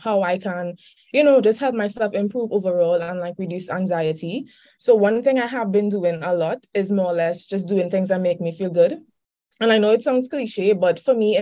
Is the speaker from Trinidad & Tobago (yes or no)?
yes; Trinidad & Tobago; I'm from Trinidad and Tobago. That's in the Caribbean.